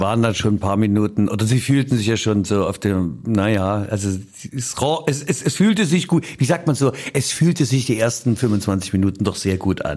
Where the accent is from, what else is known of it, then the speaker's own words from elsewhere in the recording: East Germany, Germany; bei uns in der DDR